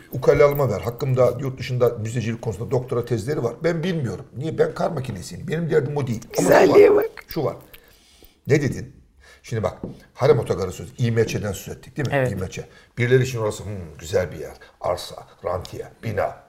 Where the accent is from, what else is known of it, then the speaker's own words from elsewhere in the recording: Trabzon, Turkey; Çocukluğum Trabzon'da geçti